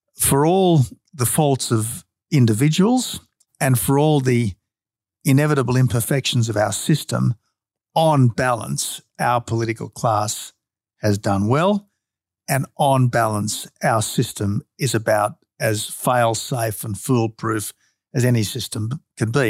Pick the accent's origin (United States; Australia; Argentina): Australia